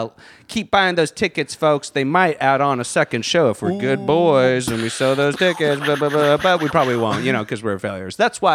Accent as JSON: {"language": "English", "region": "Virginia", "country": "United States", "said": "I'm from Virginia."}